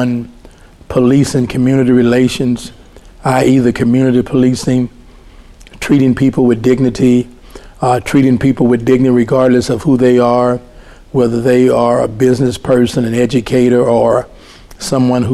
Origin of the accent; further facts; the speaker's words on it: Louisiana, United States; moved away as an adult; also born or lived in Dallas, Texas; It's my home state, and I was gone for over 40 years